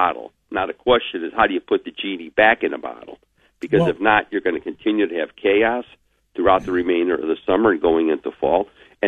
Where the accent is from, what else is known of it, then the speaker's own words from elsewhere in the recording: Cleveland, Ohio, United States; I grew up in the Collinwood community, the roughest, toughest neighbor in the city of Cleveland